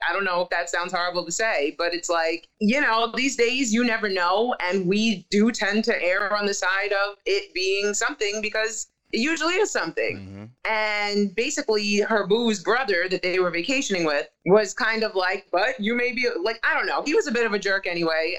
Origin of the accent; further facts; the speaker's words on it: New York, United States; I'm from New York